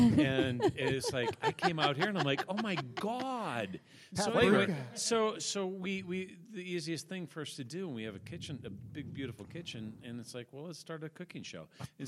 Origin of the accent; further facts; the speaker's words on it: Yankton, South Dakota, United States; moved away; Yeah, I was born in Yankton, South Dakota.